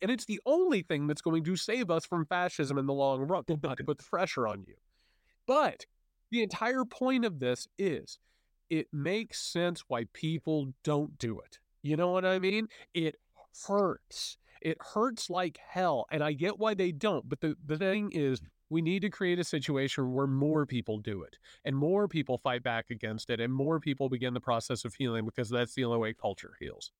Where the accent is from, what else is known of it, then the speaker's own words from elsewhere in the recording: Southern Indiana, United States; I'm a Hoosier too. I come from, you know, you're, you're down in Southern Indiana. I come from Southern Indiana